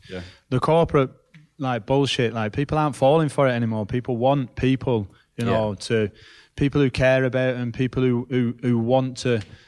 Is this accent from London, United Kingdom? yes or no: no; Rochdale, North West England, United Kingdom; I'm from Rochdale, pal.